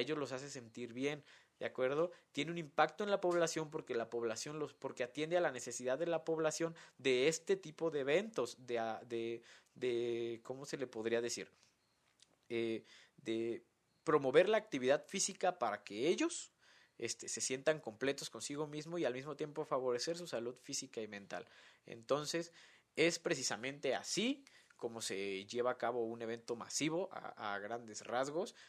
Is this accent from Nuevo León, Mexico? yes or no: no; Morelia, Michoacán, Mexico; aquí en mi ciudad natal de Morelia